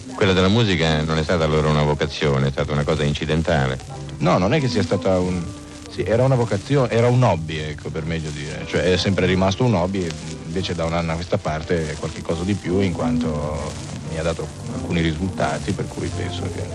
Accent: province of Alessandria, Piedmont, Italy; Io sono nato in Piemonte, in provincia di Alessandria.

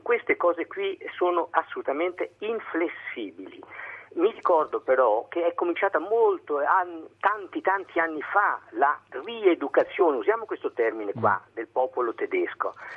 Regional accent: Rome, Lazio, Italy; moved away as an adult; now in Germany; sono romano, ho fatto liceo a Roma, l'università a Roma, tutto quanto

